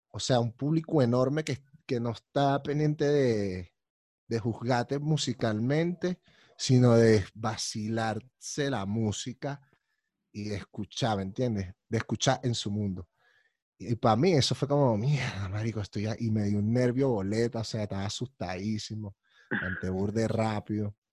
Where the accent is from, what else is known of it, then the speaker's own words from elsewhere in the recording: Colombia; Yo soy de Colombia y tal, no sé qué y tal, pim, pum, pam.